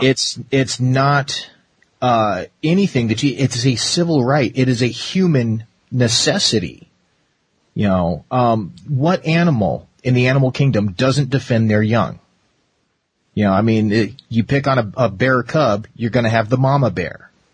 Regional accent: Arizona, United States; growing up in Arizona for so long

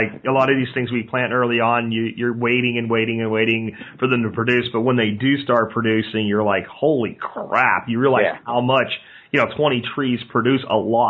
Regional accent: central Pennsylvania, United States; I grew up in the Northeast in central Pennsylvania.

